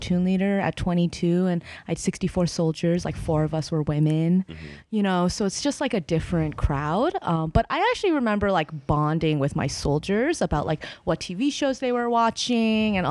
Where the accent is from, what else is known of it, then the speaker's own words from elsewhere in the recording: Boston, Massachusetts, United States; also born or lived in China; I grew up in Boston